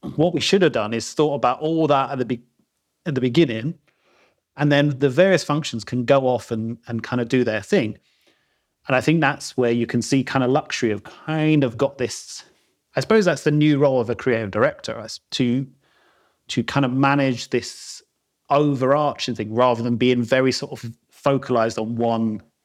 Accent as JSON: {"language": "English", "region": "London", "country": "United Kingdom", "tie": "born or raised there", "moved": "as an adult", "lives_now": "Peak District, United Kingdom", "said": "I'm South London, born and bred, as you can probably tell from my accent."}